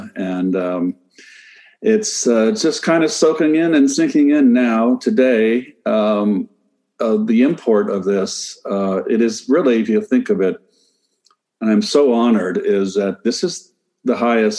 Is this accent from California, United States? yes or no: yes; Pacifica, California, United States; moved away as an adult; also born or lived in St. Louis / New York; a little old blue collar kid growing up in Northern California on a beach town called Pacifica, 17 miles south of Candlestick Park